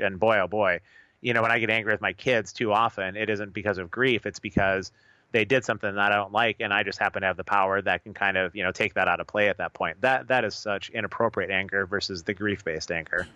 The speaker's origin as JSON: {"language": "English", "country": "United States", "said": "as American believers"}